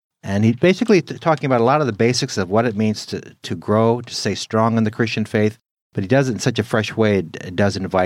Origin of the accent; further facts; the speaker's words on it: California, United States; now in Midwest, United States; I was born and raised in California